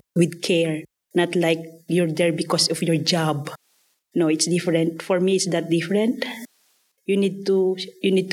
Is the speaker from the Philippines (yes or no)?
yes; Philippines; moved away as an adult; I'm originally from Philippines. I already live here for almost 10 years